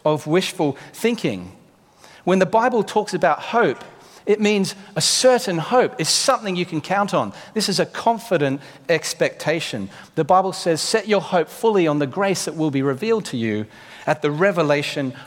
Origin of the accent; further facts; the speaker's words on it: Australia; now in United Kingdom; Being an Australian